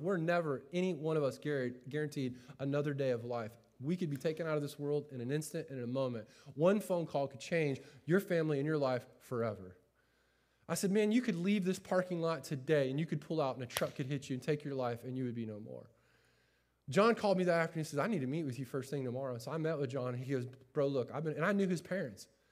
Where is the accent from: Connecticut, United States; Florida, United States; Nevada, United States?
Florida, United States; Winter Haven; moved away; also born or lived in Chicago; I grew up in Winter Haven, Florida